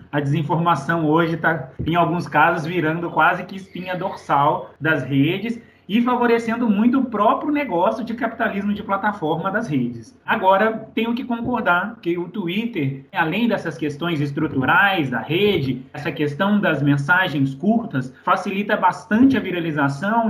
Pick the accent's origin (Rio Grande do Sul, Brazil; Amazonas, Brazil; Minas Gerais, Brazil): Minas Gerais, Brazil; Belo Horizonte; mineiro de BH